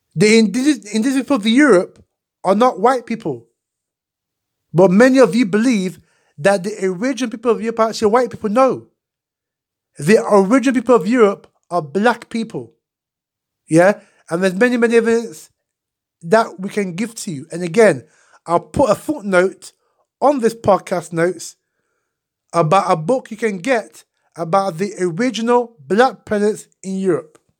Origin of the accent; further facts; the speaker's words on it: Ghana; I was born in Ghana.